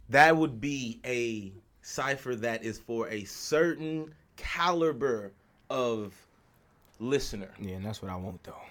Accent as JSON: {"language": "English", "region": "the South", "country": "United States", "said": "bro, I'm from the South, bro."}